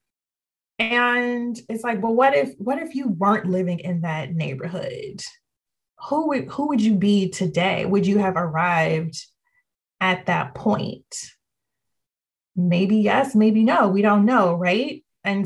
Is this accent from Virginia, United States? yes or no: yes; Ashland, Virginia, United States; moved away as an adult; also born or lived in Washington, D.C. / Australia; now in Richmond, United States; I grew up in Ashland, but my family's from here